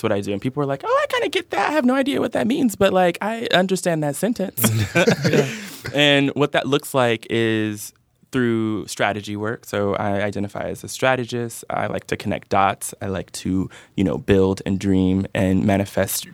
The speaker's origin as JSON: {"language": "English", "town": "Oakland", "region": "California", "country": "United States", "tie": "born or raised there", "said": "I'm originally from the Bay Area. Yeah. Okay. I was born in Oakland. I'm a real, real Bay Area kid. I've lived all over the Bay"}